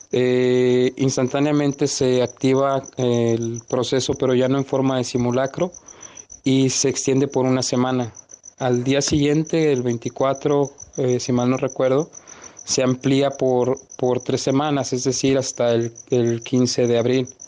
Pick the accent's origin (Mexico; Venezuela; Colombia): Mexico; me entero en ese entonces cuando yo ingreso que somos aproximadamente 30 mexicanos varados.